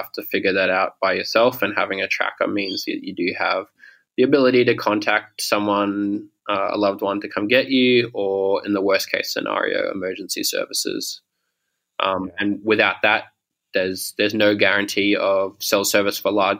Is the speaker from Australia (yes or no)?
yes; Sydney, New South Wales, Australia; moved away as an adult; also born or lived in Toronto, Canada; now in Melbourne, Australia; I grew up in Sydney, and then when I was 18 or 19, I moved to Canada, and I lived in Toronto